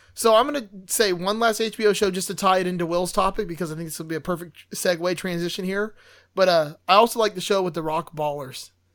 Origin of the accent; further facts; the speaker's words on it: Miami, Florida, United States; I'm from Miami